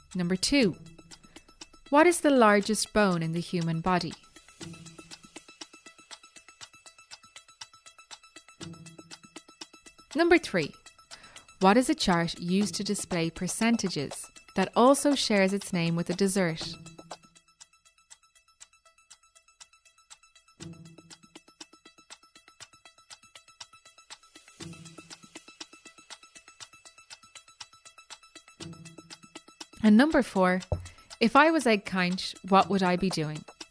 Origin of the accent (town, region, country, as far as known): Ireland